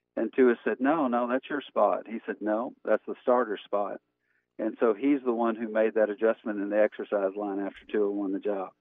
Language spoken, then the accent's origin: English; Montgomery, Alabama, United States; moved away as an adult; also born or lived in Birmingham, Alabama; now in Lexington, United States; I grew up in uh, Montgomery, Alabama